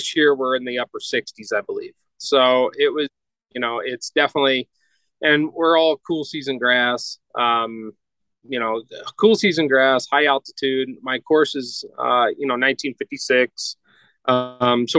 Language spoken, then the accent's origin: English; North Georgia, United States; now in Colorado, United States; I grew up in North Georgia